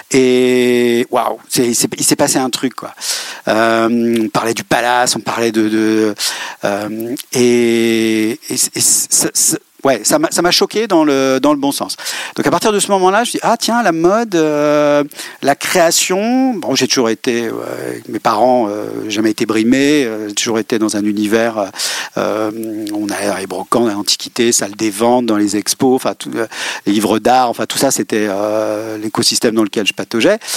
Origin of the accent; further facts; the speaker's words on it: Rennes, Brittany, France; Oui, je suis né à Rennes.